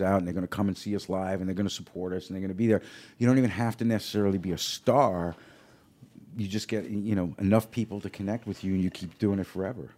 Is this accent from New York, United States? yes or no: yes; New York, United States; now in Los Angeles, United States; growing up in New York, an Italian family.